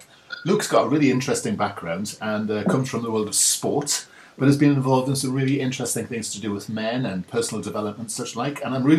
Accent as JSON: {"language": "English", "town": "Newcastle upon Tyne", "region": "North East England", "country": "United Kingdom", "said": "I'm from Newcastle, as you know"}